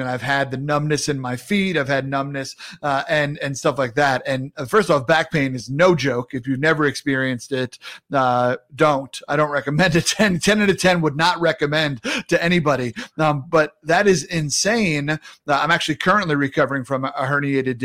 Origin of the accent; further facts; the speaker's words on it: New York, United States; I grew up in New York and I caddied out in the Hamptons.